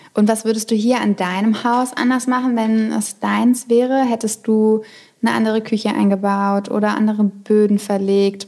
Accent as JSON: {"language": "German", "region": "Berlin", "country": "Germany", "said": "da fühle ich mich als Berlinerin"}